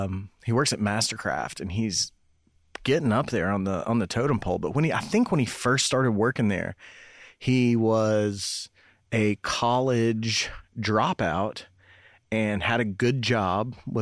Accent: Knoxville, Tennessee, United States; also born or lived in Cumberland Gap; I grew up in Knoxville.

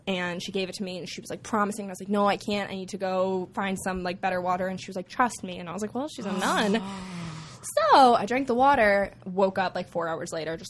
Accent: Boston, Massachusetts, United States; also born or lived in Ohio; I grew up in Boston, went to school in Ohio, but spent every summer down in D.C.

